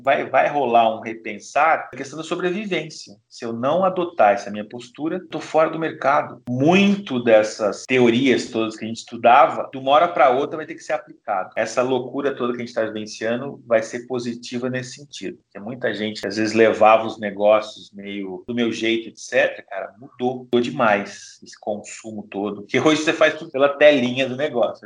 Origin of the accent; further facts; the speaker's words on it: Brazil; A gente é brasileiro